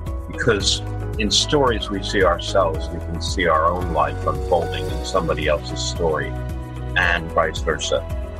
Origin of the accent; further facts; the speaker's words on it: Havertown, Pennsylvania, United States; born there; also born or lived in Michigan; So I was born in Philadelphia, actually a little tiny town on the outskirts of Philadelphia called Havertown. And then we moved out to Michigan.